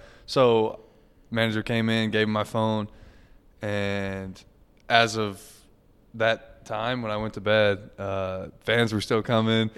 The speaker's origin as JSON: {"language": "English", "area": "near Lawrence", "region": "Kansas", "country": "United States", "moved": "as an adult", "said": "I'm six miles from Lawrence. ten minute drive to K U."}